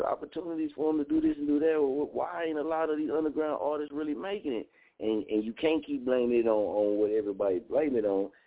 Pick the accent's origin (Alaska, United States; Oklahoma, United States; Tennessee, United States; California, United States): Oklahoma, United States; Muskogee; moved away; also born or lived in Las Vegas, Nevada; I'm from Muskogee, Oklahoma